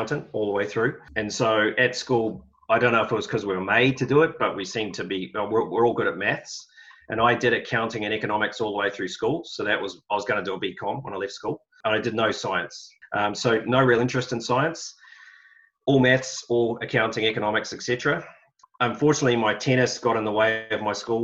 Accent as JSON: {"language": "English", "region": "Auckland", "country": "New Zealand", "tie": "born or raised there", "also_born_or_lived": "Australia / United Kingdom", "moved": "as an adult", "said": "I grew up in Auckland, in the Epsom sort of Royal Oak area"}